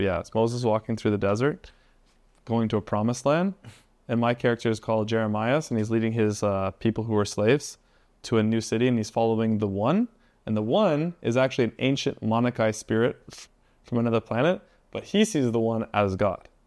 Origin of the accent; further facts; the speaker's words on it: Canada; I'm from Canada, I'm not even from America